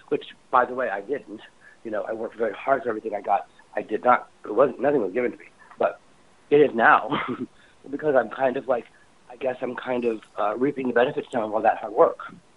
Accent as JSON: {"language": "English", "region": "Indiana", "country": "United States", "tie": "born or raised there", "also_born_or_lived": "New York City", "moved": "yes", "said": "growing up in Indiana"}